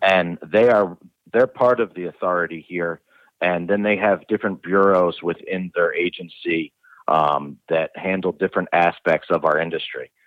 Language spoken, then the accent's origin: English; New Jersey, United States; also born or lived in Rhode Island; I came back um, to my home state in new jersey